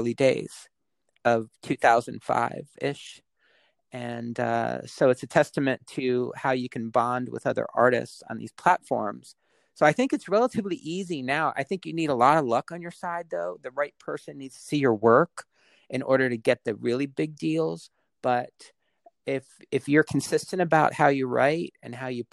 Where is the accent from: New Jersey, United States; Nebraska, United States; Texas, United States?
New Jersey, United States; Westfield; I grew up in Westfield, and we were just a train ride out of the city